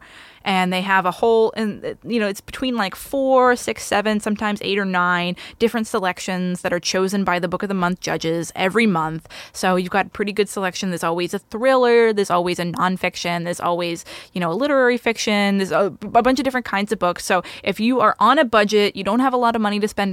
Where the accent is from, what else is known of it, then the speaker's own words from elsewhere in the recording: East Coast, United States; I'm from the East Coast